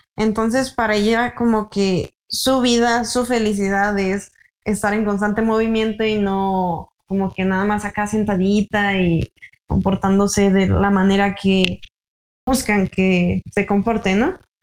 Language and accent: Spanish; Mexico